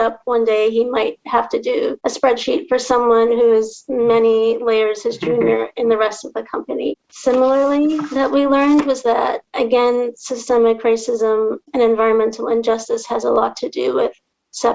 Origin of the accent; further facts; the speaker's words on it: Trinidad & Tobago; moved away; I'm from Trinidad and Tobago.